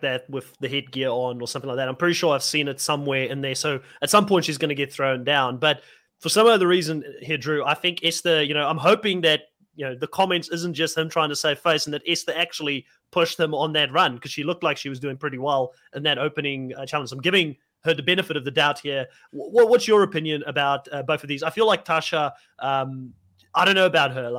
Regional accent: South Africa; I know I don't look like I'm from Africa, but I am, you know, being South African.

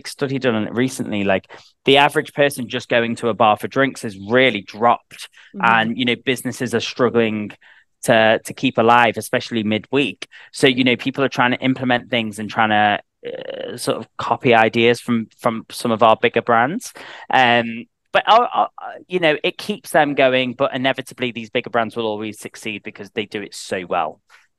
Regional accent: the north of England, United Kingdom; accent: Northern English; I've got a Northern English accent. I'm from the North.

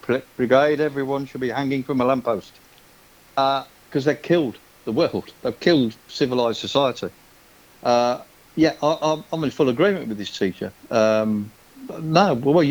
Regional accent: United Kingdom; now in Spain; I'm British

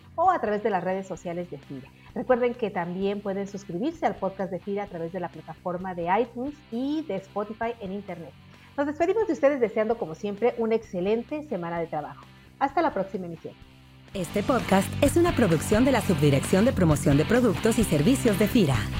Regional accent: Mexico

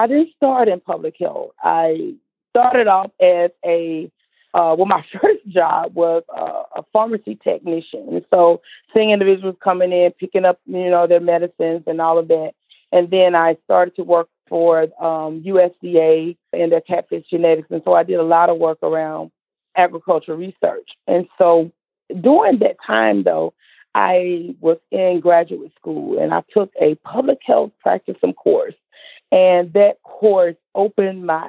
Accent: Mississippi Delta, United States; I'm from the Mississippi Delta, born and raised

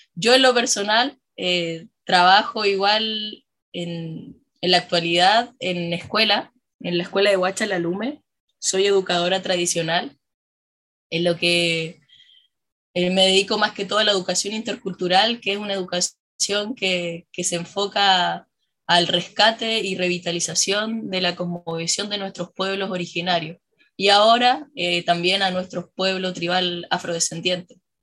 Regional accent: La Serena, Coquimbo, Chile; yo nací en Serena, yo soy acá oriunda de, Serena, eh, crecí en, en, la entrada del Valle de quien quebrada Monarde

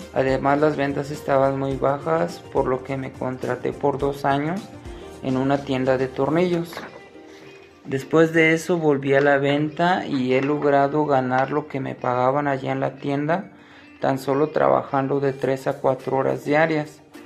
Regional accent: Guadalajara, Jalisco, Mexico; soy de Guadalajara, Jalisco, México

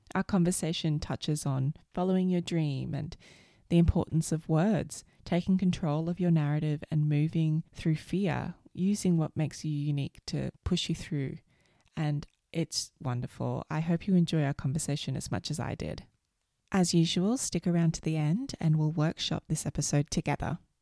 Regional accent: Australia; also born or lived in United States; I grew up in Australia

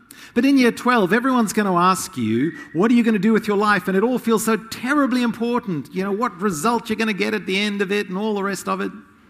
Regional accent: Zimbabwe; Zimbabwe. I grew up in Rhodesia, part of my growing up. It became Zimbabwe.

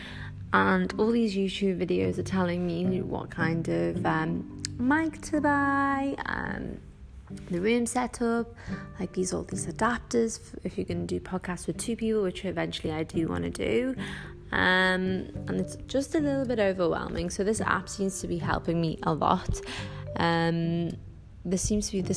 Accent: the Northwest, North West England, United Kingdom; accent: Scouse; moved away as an adult; now in Dubai, United Arab Emirates; being a Muslim Arab growing up in the Northwest, as you can probably tell from my Scouse accent

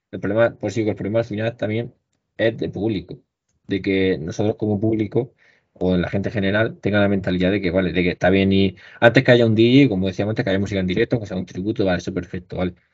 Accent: Region of Murcia, Spain; al final, la zona que somos, que somos de Murcia

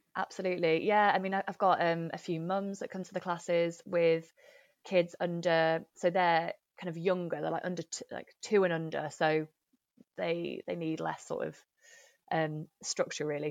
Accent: Nottingham, East Midlands, United Kingdom; moved away as an adult; also born or lived in London; now in Manchester, United Kingdom; I grew up in Nottingham and my family, uh, are still, still there

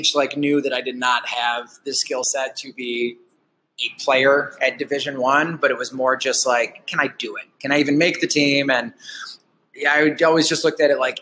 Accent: Detroit, Michigan, United States; moved away as an adult; now in Alpena, United States; I grew up in the Metro Detroit area.

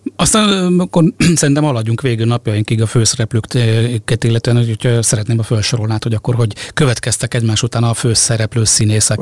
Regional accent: around Sopron, Győr-Moson-Sopron, Hungary; Sopron környékén nőttem fel

